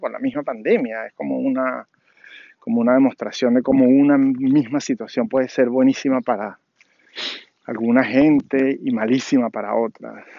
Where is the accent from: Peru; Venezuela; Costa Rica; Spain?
Venezuela; Caracas, Capital District; moved away as an adult; now in Washington, D.C., United States; nací en Caracas, Venezuela, vivo en las afueras de de Washington, D.C., en Estados Unidos, de hace 15 años